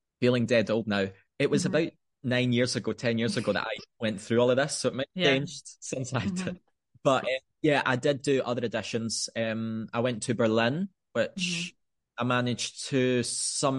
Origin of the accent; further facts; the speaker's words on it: Scotland, United Kingdom; moved away as an adult; with my family being based in Scotland, and you know, it's my home country